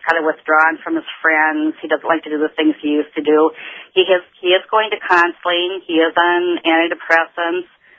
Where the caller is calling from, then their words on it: Boston, Massachusetts, United States; I'm calling actually from Boston from the National Conference for Compassionate Friends.